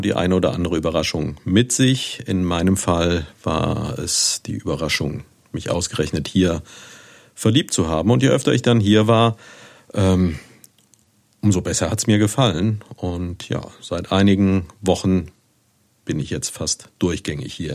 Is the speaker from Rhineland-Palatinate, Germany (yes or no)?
yes; Neuwied, Rhineland-Palatinate, Germany; moved away as an adult; Ich bin geboren hier in Neuwied und habe hier auch bis 1985 gelebt. Da habe ich auf dem Lyzeum, wie meine Großmutter immer gesagt hat, äh, Abitur gemacht